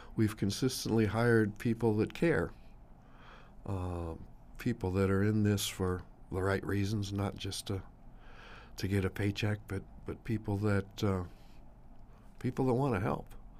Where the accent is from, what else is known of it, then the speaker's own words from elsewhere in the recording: Sioux Falls, South Dakota, United States; I grew up right near Twentieth and Waltz and Sioux Falls